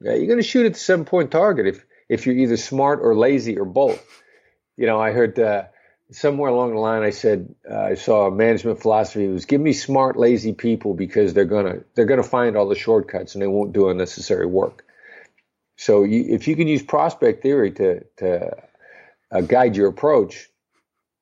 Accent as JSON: {"language": "English", "region": "Midwestern United States", "country": "United States", "tie": "born or raised there", "said": "I grew up in the Midwestern United States"}